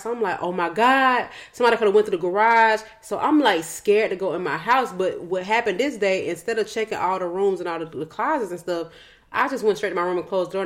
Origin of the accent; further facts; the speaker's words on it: West Side, Georgia, United States; also born or lived in Old National, Georgia; I'm still from the West Side